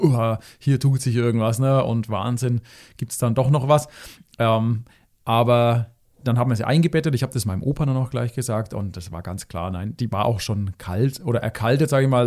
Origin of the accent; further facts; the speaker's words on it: Germany; hier bei uns in Deutschland